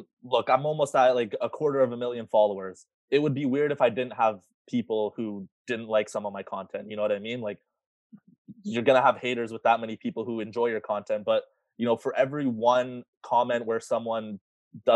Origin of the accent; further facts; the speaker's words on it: Ajax, Ontario, Canada; I grew up in Ajax, and in my high school